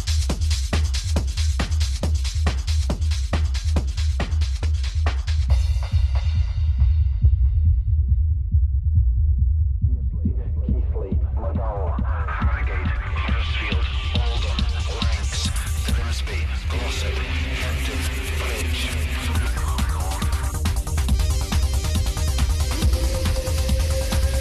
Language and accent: English; Leeds, Yorkshire and the Humber, United Kingdom; accent: Yorkshire; I am proud to be Yorkshire. I've lived here all my life